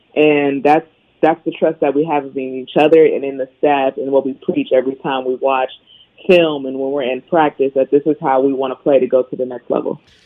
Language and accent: English; Bay Area, California, United States; I was born and raised in the Bay Area